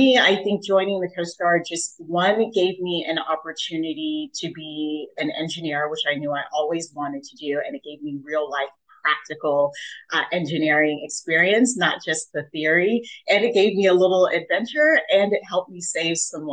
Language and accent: English; Jamaica; now in United States; I was born in Jamaica.